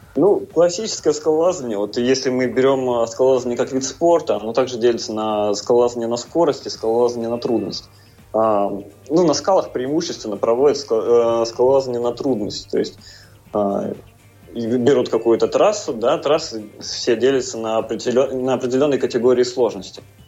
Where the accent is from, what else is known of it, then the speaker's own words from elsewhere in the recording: Tomsk, Tomsk Oblast, Russia; я из Томска